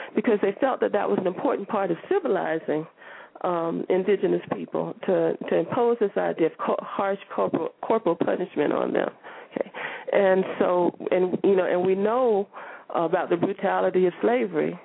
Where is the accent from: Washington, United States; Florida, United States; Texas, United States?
Florida, United States; the state of Florida, you know, my home state